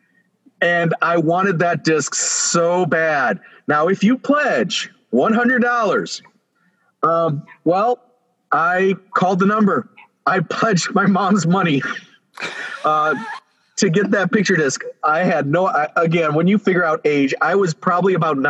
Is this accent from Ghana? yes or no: no; Northwest Indiana, United States; I'm from the Chicagoland area, specifically Northwest Indiana